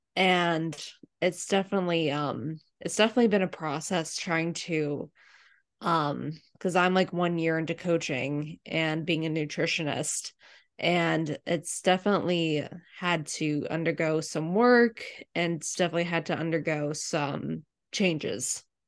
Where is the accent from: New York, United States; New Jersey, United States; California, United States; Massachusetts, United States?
Massachusetts, United States; Medfield; I grew up in the m, really mean, ugly town of Medfield, Massachusetts